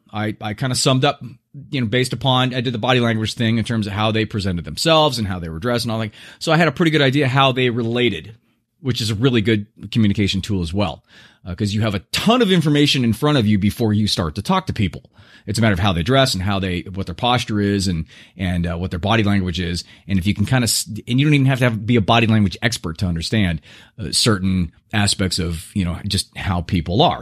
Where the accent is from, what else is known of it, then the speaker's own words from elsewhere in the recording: Southern California, United States; how I was brought up in Southern California and how I live now